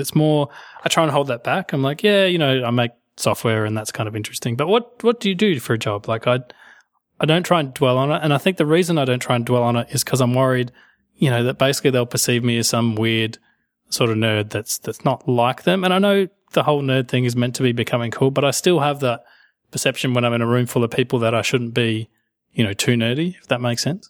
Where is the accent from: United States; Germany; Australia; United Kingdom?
Australia; I am Australian